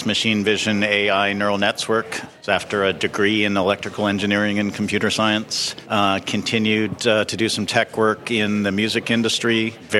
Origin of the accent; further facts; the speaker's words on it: Toronto, Ontario, Canada; moved away; also born or lived in Jamaica; We're both from Toronto. I was back home visiting my family